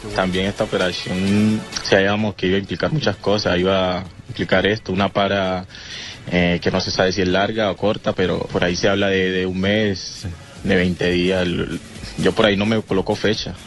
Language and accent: Spanish; Colombia; now in Naples, Italy; con mi gente allá en mi tierra